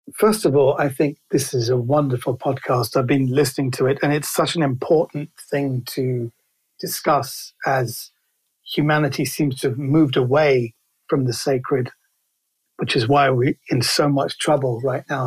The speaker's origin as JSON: {"language": "English", "region": "London", "country": "United Kingdom", "tie": "born or raised there", "said": "I was raised in Kensington in London. So I'm a central London boy."}